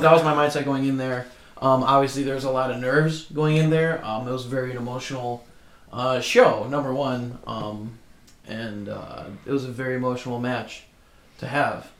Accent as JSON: {"language": "English", "town": "Fox Lake", "region": "Illinois", "country": "United States", "tie": "born or raised there", "said": "I grew up in Fox Lake."}